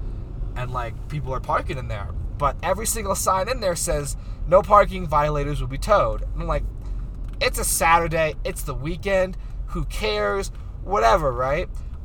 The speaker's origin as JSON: {"language": "English", "region": "Arizona", "country": "United States", "said": "If I ever get pulled over up here, my excuse is going to be, oh, I'm sorry, I'm from Arizona."}